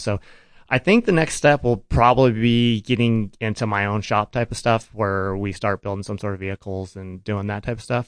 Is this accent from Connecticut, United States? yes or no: no; Farmington, New Mexico, United States; I grew up in Farmington, New Mexico